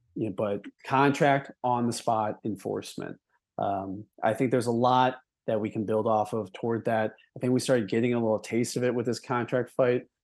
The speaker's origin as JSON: {"language": "English", "town": "Milwaukee", "region": "Wisconsin", "country": "United States", "tie": "born or raised there", "said": "grew up in Wisconsin. I grew up in Milwaukee"}